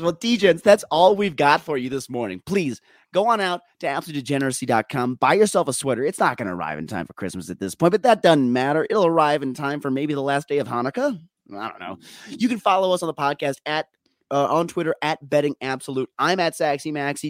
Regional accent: Minnesota, United States; also born or lived in Colorado; I'm too Minnesotan

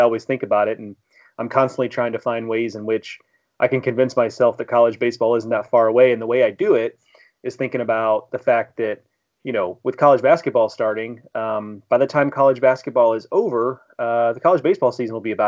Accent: Houston, Texas, United States; also born or lived in St. Louis area; now in St. Louis, United States; Growing up in Houston

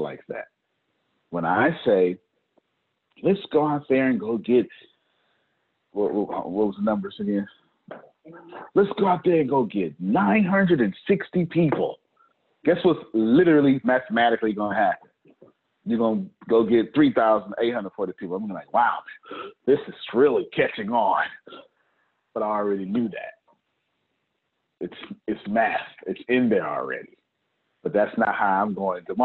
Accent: Texas, United States; I'm from Texas.

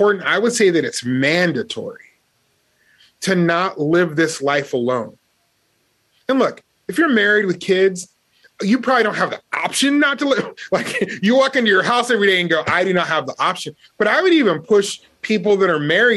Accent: Las Vegas, Nevada, United States; I grew up in Las Vegas where there were a lot of gangs

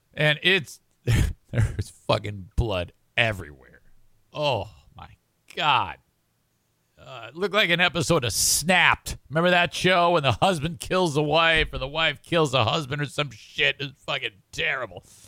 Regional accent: Detroit, Michigan, United States; moved away; also born or lived in Oak Park, Michigan; right near Detroit, right near where I grew up

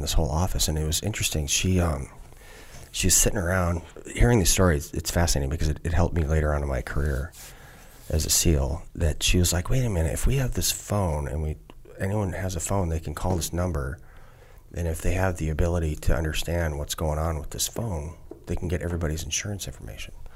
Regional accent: southeastern Wisconsin, United States; born or raised there; also born or lived in Minneapolis, Minnesota / Luverne, Minnesota

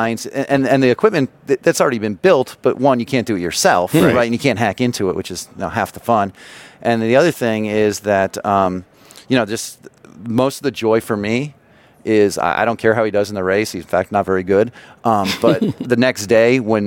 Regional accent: North Carolina, United States; I'm from North Carolina

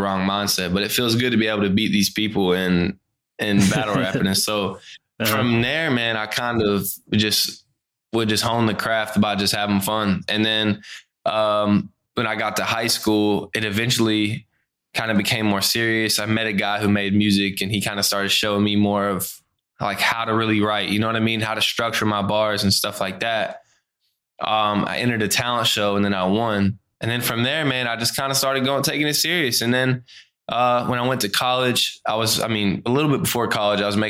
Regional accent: Brunswick, Georgia, United States; I grew up in Brunswick, Georgia, a small town in South Georgia

